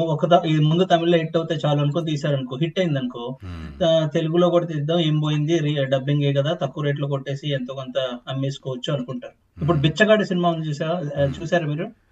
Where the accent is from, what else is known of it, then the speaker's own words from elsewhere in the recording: Krishna district, Andhra Pradesh, India; మాది చిన్న ఊరు కృష్ణా జిల్లాలో